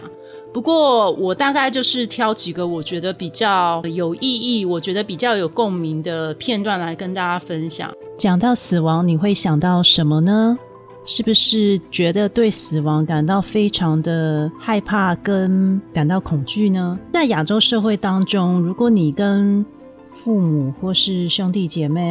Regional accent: Taiwan; 在我们台湾人来讲，是完全不可思议的景象。

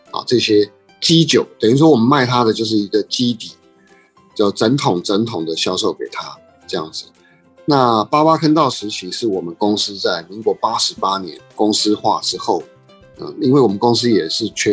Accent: Matsu, Lienchiang County, Taiwan; 刚好有一个机会，哎，说我们故乡马祖酒厂有一个有一个缺嘛，那所以我就又回来马祖。

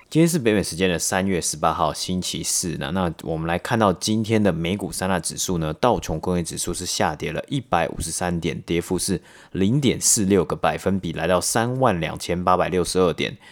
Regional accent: Taiwan; moved away as an adult; now in Canada; 我们从台湾，然后来到加拿大好几年嘛，然后其实在台湾以前受的教育里面

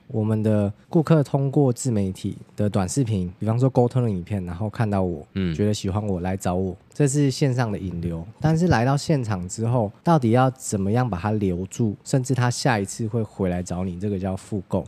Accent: Taiwan; 我们台湾人

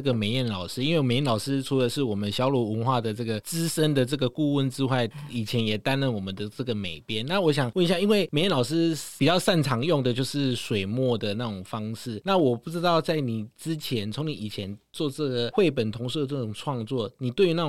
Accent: Tainan, Taiwan; 因为我们都知道凤凰木就是我们台南市的市树的代表。

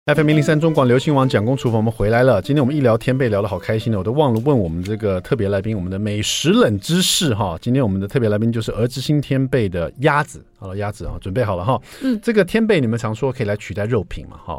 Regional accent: Taiwan; 我们台湾人

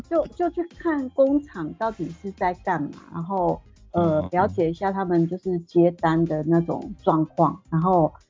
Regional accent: Taiwan; also born or lived in Guangzhou, China; 整个部门只有我一个台干

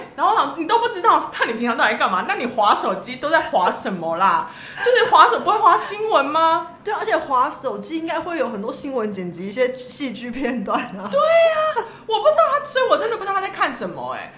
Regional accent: Taipei, Taiwan; 我台北人

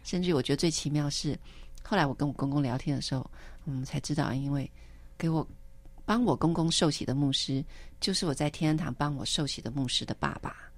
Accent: Taipei, Taiwan; moved away as an adult; also born or lived in United States; 可是回到台北，我就嗯。一定会去教会

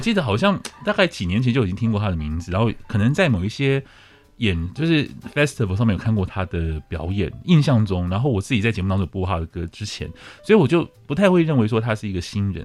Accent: northern Taiwan, Taiwan; 我也是越北部小孩

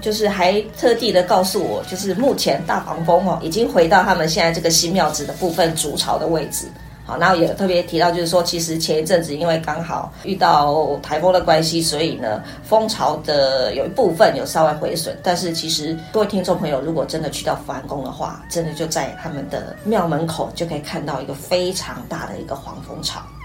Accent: Xinhua, Tainan, Taiwan; 我是新化人

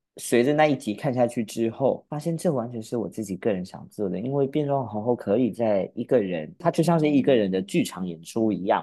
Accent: Pingtung County, Taiwan; also born or lived in Kaohsiung, Taiwan; 然后到了屏东，学校跟家里面只有斜对角的距离

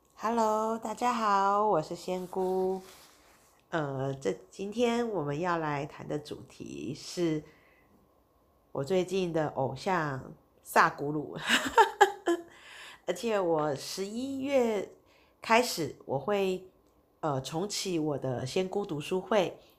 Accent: Taiwan; 我们台湾人其实对佛教是比较熟悉的，对印度教我们是相对是比较陌生的

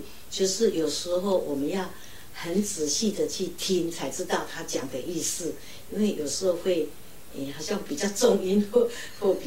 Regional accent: Hualien County, Taiwan; Chinese is a second language; 花莲县福建人，

